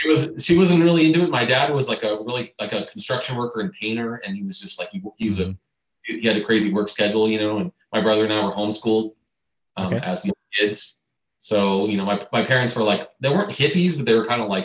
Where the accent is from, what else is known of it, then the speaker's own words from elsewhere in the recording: San Francisco Bay Area, California, United States; moved away as an adult; now in Burbank, United States; Currently I live in Burbank, California, down here near LA, and born and raised in the Bay Area